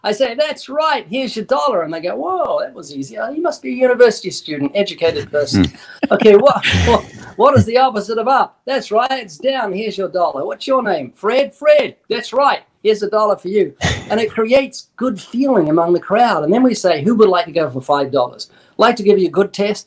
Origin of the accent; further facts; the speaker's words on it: New Zealand; I'm New Zealander